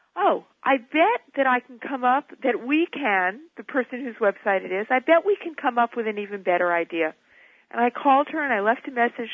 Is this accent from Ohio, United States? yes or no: no; New York City, New York, United States; I was born and raised in New York